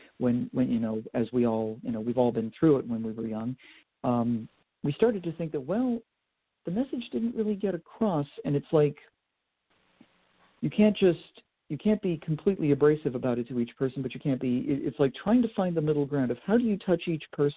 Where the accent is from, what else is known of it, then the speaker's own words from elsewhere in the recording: Vermont, United States; also born or lived in Boston, Massachusetts; now in Pennsylvania, United States; where I grew up in Vermont